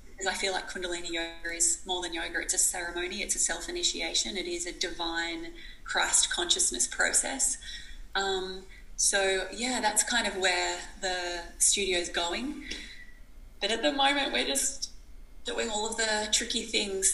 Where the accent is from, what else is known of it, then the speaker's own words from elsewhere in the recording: Australia; I was from this small, tiny town and I was from Australia